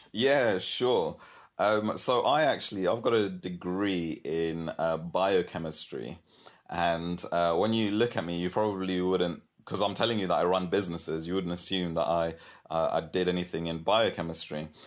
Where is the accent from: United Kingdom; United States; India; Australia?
United Kingdom; London; moved away as an adult; also born or lived in Kenya; now in Brighton, United Kingdom; I'm originally from London. Well, actually, I'm originally from Kenya. I was born in Kenya and then moved to London.